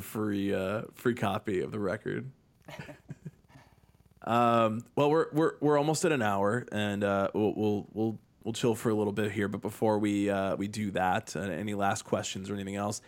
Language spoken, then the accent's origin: English; Chicago, Illinois, United States; we're from Chicago